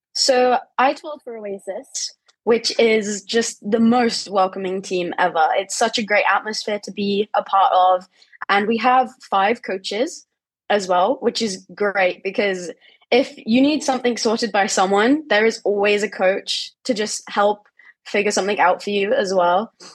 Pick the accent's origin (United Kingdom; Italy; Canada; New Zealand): United Kingdom; England; in my home country